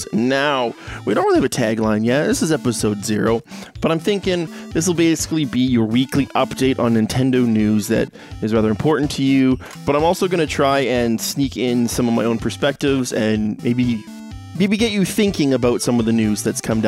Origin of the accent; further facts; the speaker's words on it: Canada; I am Canadian myself